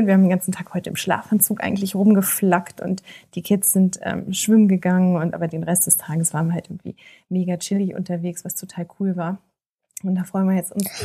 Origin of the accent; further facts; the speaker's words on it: Germany; wir sind aus Deutschland